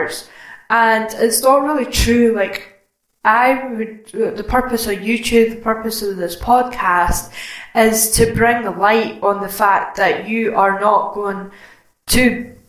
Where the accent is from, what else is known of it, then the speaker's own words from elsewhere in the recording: Scotland, United Kingdom; I'm Scottish